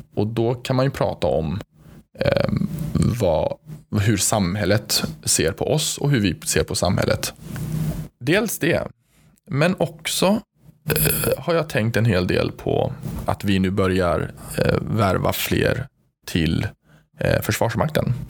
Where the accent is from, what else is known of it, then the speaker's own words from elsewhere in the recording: Gothenburg, Västra Götaland, Sweden; accent: Gothenburg dialect; jag själv då är hemmahörande i Göteborg, som ni hör på min underbara dialekt